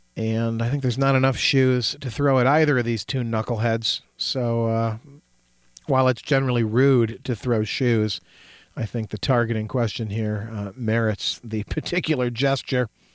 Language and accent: English; United States; growing up in America